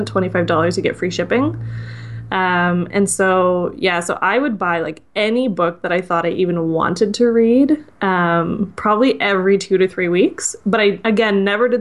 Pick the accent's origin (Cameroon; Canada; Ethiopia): Canada; I'm Canadian